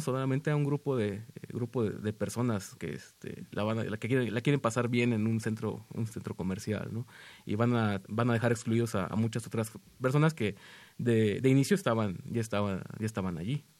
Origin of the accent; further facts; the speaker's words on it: Tampico, Tamaulipas, Mexico; moved away as an adult; now in Mexico City, Mexico; yo nací en Tampico, eh, yo llevo cuatro años residiendo aquí en la, en la Ciudad de México